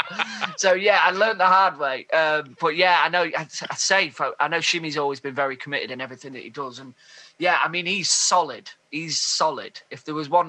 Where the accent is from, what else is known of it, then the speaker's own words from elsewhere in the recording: Grimsby, Yorkshire and the Humber, United Kingdom; I'm from Grimsby